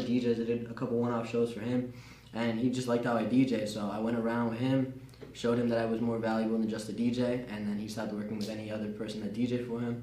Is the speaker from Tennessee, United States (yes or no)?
no; New Jersey, United States; Born and raised in New Jersey